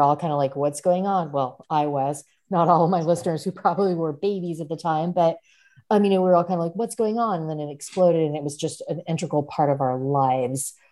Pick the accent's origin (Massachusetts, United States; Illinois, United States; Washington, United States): Washington, United States; Seattle; I'm from Seattle, which is where Robert Hess Drink Boy is from